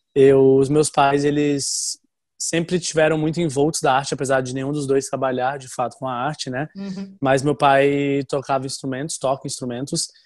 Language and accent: Portuguese; Fortaleza, Ceará, Brazil; also born or lived in Florianópolis; Eu morava em Fortaleza, que é a cidade dos meus pais. Eu nasci em Florianópolis, mas eu fui para Fortaleza bem novinho